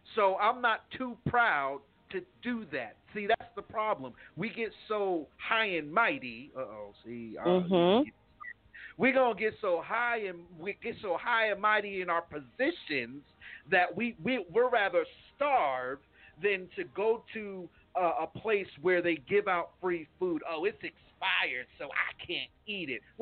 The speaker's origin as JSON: {"language": "English", "country": "United States", "said": "I'm from New York"}